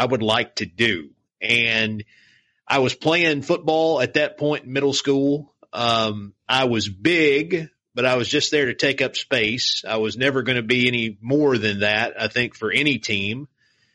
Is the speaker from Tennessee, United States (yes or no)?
yes; Morristown, Tennessee, United States; accent: East Tennessee twang; moved away as an adult; my hometown of Morristown